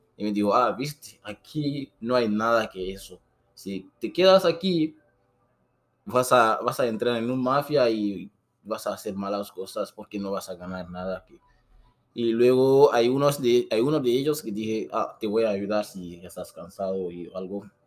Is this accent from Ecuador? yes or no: no; Guinea; Spanish is a second language; moved away as an adult; also born or lived in Brazil; now in Tijuana, Mexico; Esta persona también venía de mi país, de Guinea